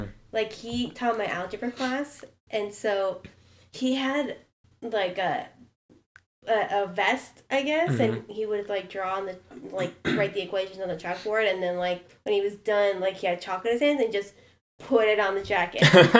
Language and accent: English; Pennsylvania, United States; I know I'm from Pennsylvania